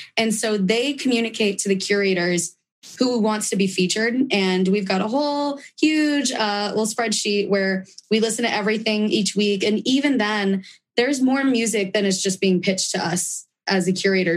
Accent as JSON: {"language": "English", "town": "San Diego", "region": "California", "country": "United States", "tie": "born or raised there", "said": "being from San Diego"}